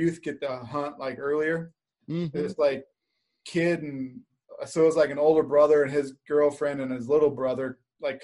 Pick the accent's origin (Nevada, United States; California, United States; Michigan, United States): Nevada, United States; Las Vegas; moved away; also born or lived in Idaho; I grew up in Vegas. We deer hunted, never elk hunted